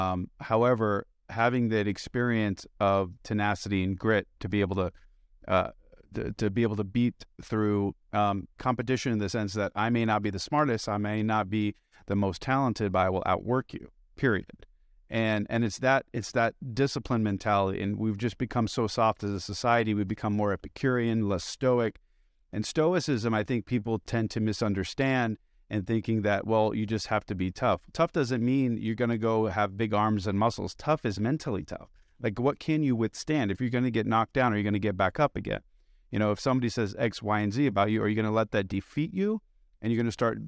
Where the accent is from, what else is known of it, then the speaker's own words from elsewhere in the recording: Beirut, Beirut Governorate, Lebanon; also born or lived in United States; I'm an immigrant. I'm not from here. I was born here, but I, you know, I was raised in Beirut and Lebanon.